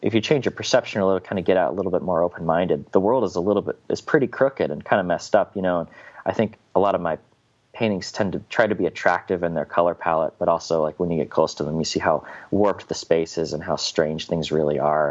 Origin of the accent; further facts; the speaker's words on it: Indianapolis, Indiana, United States; I'm from Indianapolis, sort of like uh, it's it's not rural by any means, but I'm sort of on the outskirts of the city a little bit